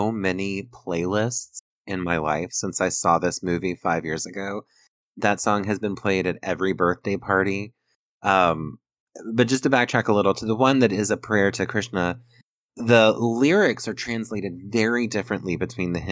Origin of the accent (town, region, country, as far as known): United States